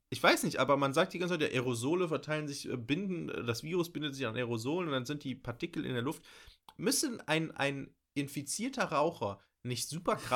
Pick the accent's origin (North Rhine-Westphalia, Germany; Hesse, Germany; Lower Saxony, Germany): North Rhine-Westphalia, Germany; Bochum; ich komme hier aus Bochum, habe strenge Regeln irgendwie in der Schule und überall